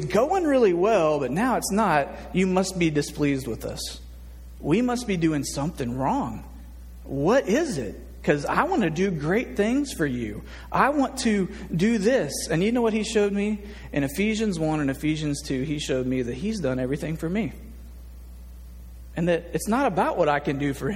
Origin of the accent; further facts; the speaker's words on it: Nashville, Tennessee, United States; now in Little Rock, United States; I grew up in Nashville, Tennessee, in the South